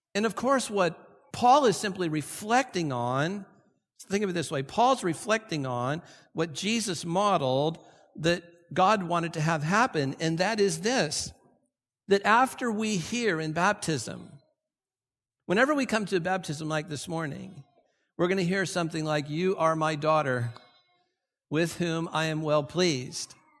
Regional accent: Santa Ana, California, United States; I grew up here in Santa Ana

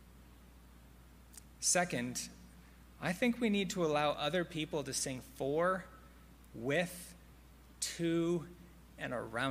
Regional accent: Silicon Valley, California, United States; I grew up in the Silicon Valley

